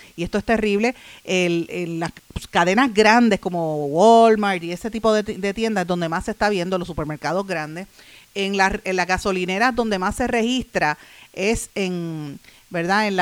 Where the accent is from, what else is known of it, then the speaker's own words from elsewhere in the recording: Puerto Rico; uno como, puertorriqueño, como puertorriqueña